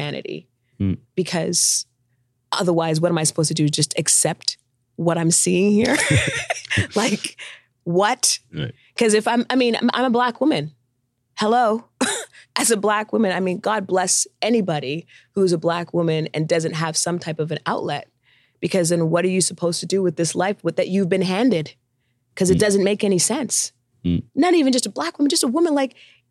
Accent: Canada; I'm Canadian

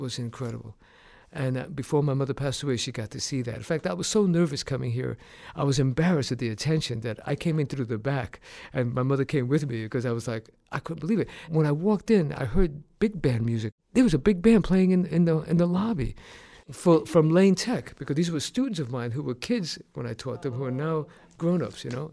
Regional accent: New York City, New York, United States; moved away; My parents are from Puerto Rico, and I was raised in New York City

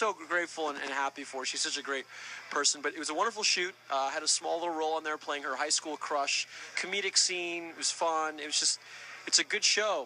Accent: New York, United States; moved away; It was my first real premiere, and in my hometown with my family

